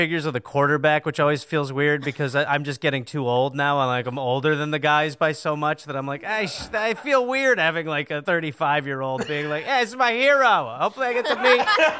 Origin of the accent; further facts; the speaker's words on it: Milwaukee, Wisconsin, United States; I'm from Milwaukee, Wisconsin